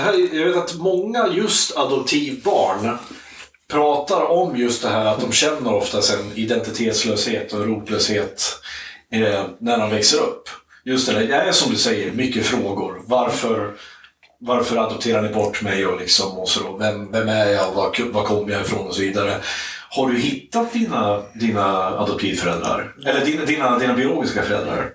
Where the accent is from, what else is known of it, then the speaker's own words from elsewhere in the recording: Iggesund, Gävleborg County, Sweden; i Iggesund där jag kommer ifrån